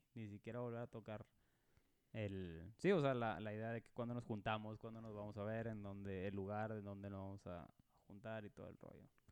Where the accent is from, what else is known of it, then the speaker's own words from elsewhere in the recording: Monterrey, Nuevo León, Mexico; now in Dallas, United States; yo nací en, Monterrey, Nuevo León